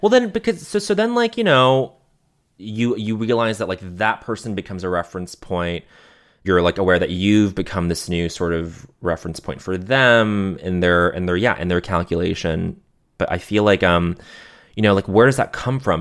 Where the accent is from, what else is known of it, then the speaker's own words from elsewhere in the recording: Montreal, Quebec, Canada; growing up in Montreal